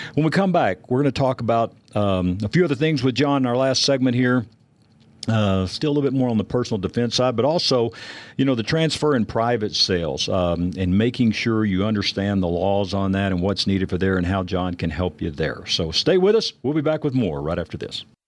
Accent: Texas, United States; I grew up in Texas

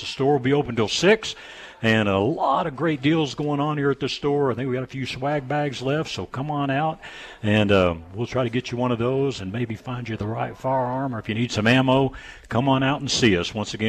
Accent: Texas, United States; now in Colorado, United States; Figured out we're both from Texas

